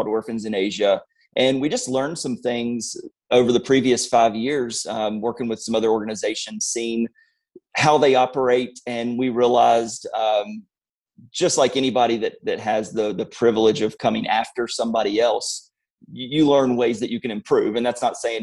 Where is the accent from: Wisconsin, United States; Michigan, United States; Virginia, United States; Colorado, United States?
Virginia, United States; Blacksburg; I grew up in Blacksburg. We're still close by that area